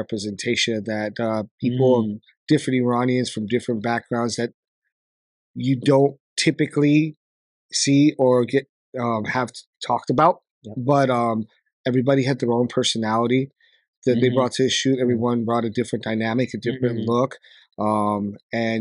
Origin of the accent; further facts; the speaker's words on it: New York, United States; I was born in Brooklyn, New York.